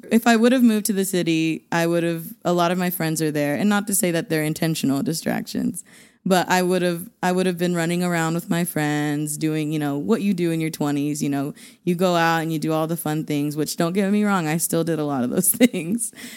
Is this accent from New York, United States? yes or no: no; Borger, Texas, United States; moved away as an adult; now in Amarillo, United States; Growing up in Borger, I think because I grew up in Borger and not actually Amarillo